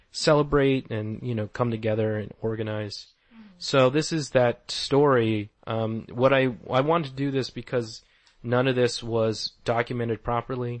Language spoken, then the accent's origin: English; Tucson, Arizona, United States; also born or lived in Old Pascua; I'm from Tucson, Arizona, so I've always tried to incorporate where I'm from and what I know in comics